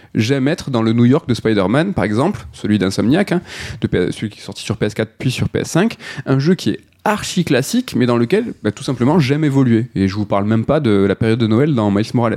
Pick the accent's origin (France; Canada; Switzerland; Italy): France; On a en tant que français